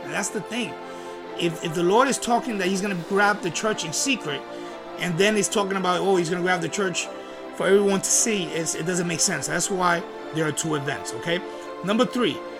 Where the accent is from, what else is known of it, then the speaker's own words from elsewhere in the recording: Puerto Rico; I'm from Puerto Rico. I'm Puerto Rico